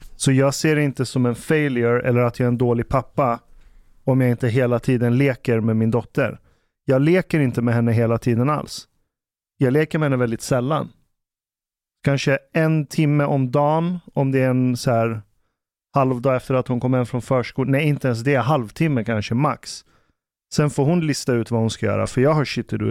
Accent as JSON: {"language": "Swedish", "town": "Ekerö", "region": "Stockholm County", "country": "Sweden", "tie": "born or raised there", "said": "jag växte upp på Ekerö"}